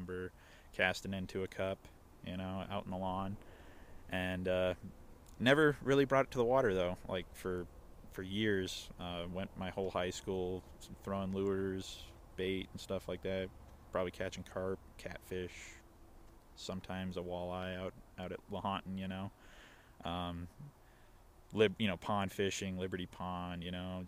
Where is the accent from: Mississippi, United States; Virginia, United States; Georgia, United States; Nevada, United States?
Nevada, United States; Fallon; I grew up in Fallon, Nevada